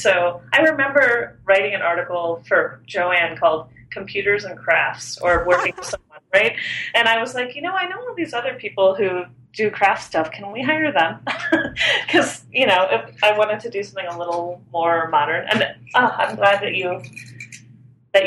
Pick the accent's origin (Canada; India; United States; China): United States; San Antonio, Texas; moved away as an adult; also born or lived in Austin, Texas / New York; I grew up in San Antonio, Texas